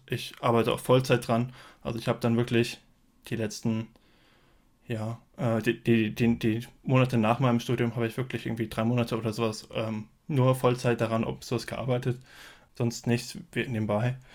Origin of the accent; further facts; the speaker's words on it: Frankfurt, Hesse, Germany; ich komme aus dem Raum Frankfurt